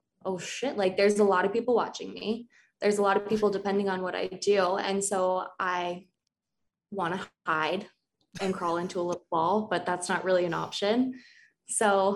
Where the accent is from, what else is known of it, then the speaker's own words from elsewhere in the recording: Crested Butte, Colorado, United States; I was born and raised in Crested Butte